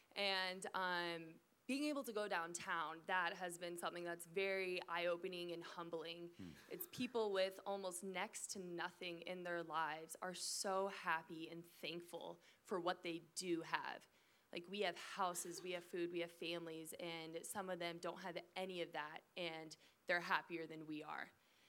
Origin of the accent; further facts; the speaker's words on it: Phoenix, Arizona, United States; And so I'm from Phoenix, Arizona, and so it was kind of weird.